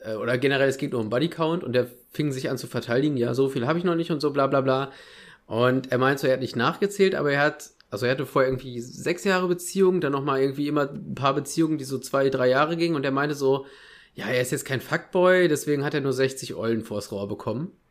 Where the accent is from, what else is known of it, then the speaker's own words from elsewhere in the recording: Ruhr area, North Rhine-Westphalia, Germany; meiner Heimat ein bisschen treu bleiben. Ruhrpott, NRW